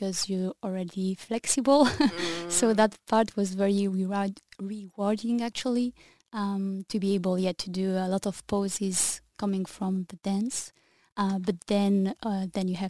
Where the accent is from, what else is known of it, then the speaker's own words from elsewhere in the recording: Sainte-Maxime, Provence-Alpes-Côte d'Azur, France; moved away as an adult; also born or lived in Paris / New Zealand; now in Brussels, Belgium; I come from the south of France, Saint-Maxime actually, which is between Marseille and Nice